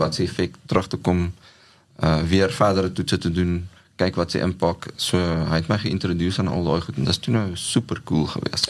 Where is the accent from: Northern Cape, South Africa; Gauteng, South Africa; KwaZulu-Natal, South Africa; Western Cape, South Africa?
KwaZulu-Natal, South Africa; Ladysmith; moved away as an adult; ek het groot geword in Ladysmith in Natal. Uh daar gebore, skool gegaan